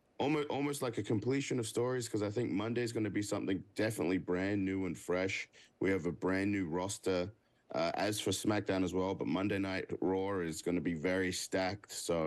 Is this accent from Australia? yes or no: yes; Australia; moved away as an adult; now in Orlando, United States; You know, I live here in Orlando, so I consider myself a Florida boy. I'm originally from Australia. I moved out here 4 years ago, so the Florida crowd is my crowd.